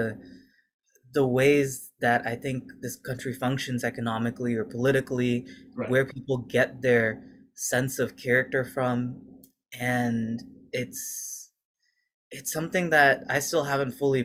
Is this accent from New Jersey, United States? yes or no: no; Seattle, Washington, United States; we were growing up in Seattle